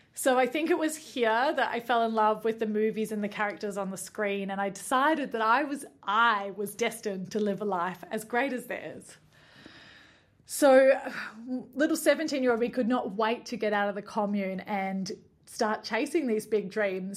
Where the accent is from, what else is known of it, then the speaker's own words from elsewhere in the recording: Nimbin, New South Wales, Australia; now in New Zealand; But in Nimbin, where I grew up